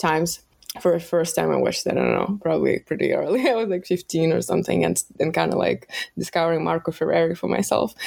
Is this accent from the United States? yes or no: no; Russia; moved away; growing up in Russia